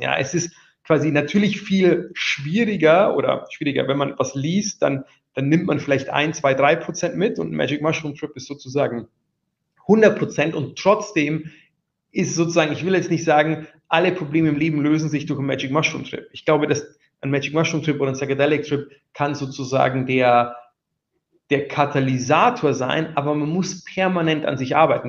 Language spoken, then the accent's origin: German; Wiesau, Bavaria, Germany; now in London, United Kingdom; in der Oberpfalz, wo ich herkomme